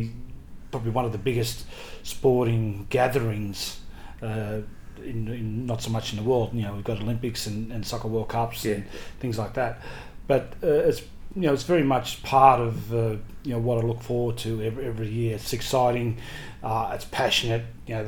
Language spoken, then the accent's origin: English; Sydney, New South Wales, Australia; I grew up at La Perouse.